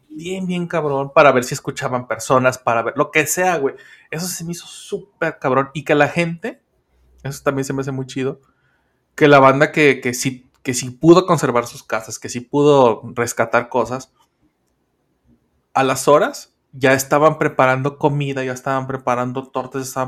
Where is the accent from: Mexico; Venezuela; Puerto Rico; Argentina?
Mexico; pero en, en México es tan diferente porque me ha tocado, insisto, de donde yo soy, este, siempre hay o un tema con el volcán, o un tema con, el, con los huracanes, o un tema con los sismos.